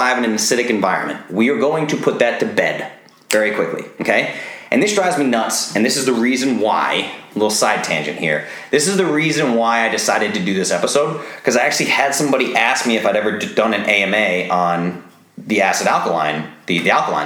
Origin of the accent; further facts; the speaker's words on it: Rhode Island, United States; I grew up in Rhode Island